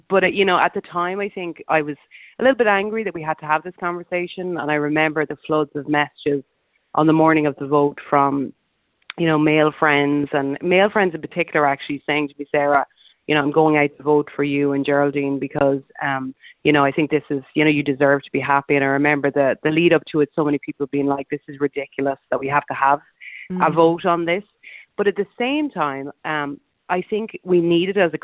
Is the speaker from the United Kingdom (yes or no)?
no; Sligo, Connacht, Ireland; I'm not from Roscommon. I'm actually from Sligo